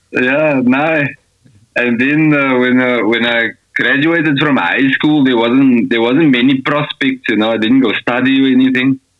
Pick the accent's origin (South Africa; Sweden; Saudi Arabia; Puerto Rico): South Africa; Scottsville; moved away as an adult; now in Austria; I grew up in Scottsville.